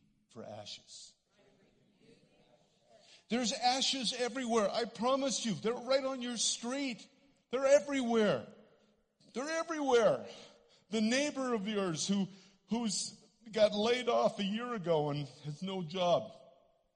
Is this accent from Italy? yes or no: no; Canada; accent: Canadian; I'm a Canadian. Some of you hear that in my voice.